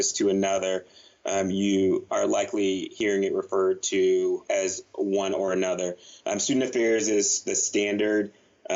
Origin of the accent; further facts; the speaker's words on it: North Carolina, United States; I grew up in North Carolina, small town, as you noted, about half hour away from where you grew up, also about half an hour away from Charlotte